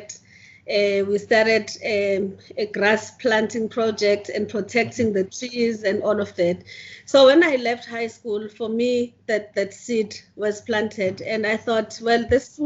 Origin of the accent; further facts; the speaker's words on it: Mtunzini, KwaZulu-Natal, South Africa; also born or lived in Durban; I was born in Mthunzini, which is a coastal town just 20 kilometers south of Richards Bay. And I basically spent all my childhood there, did primary school and high school